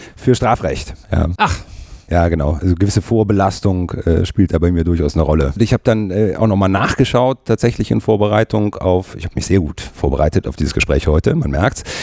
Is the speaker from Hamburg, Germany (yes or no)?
no; Cologne, North Rhine-Westphalia, Germany; ich habe nicht nur irgendwie äh, meine Jugend äh, und das äh, Studium in 50931 äh, verbracht, sondern ich lebe heutzutage mit meiner Frau und meinen beiden Kindern auch in 50931